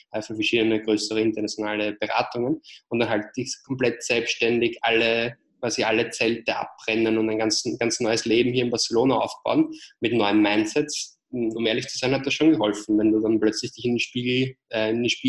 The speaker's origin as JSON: {"language": "German", "region": "Vienna", "country": "Austria", "accent": "Austrian", "said": "wie ihr vielleicht an meinem kleinen äh, Akzent hört, bin ich ursprünglich aus Wien, aus Österreich. Ähm, habe deswegen halt auch diesen Ösi-Akzent"}